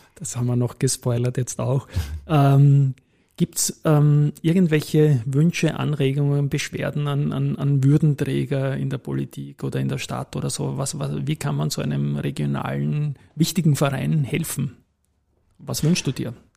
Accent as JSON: {"language": "German", "region": "Vienna", "country": "Austria", "tie": "born or raised there", "said": "gebürtiger Donaustädter"}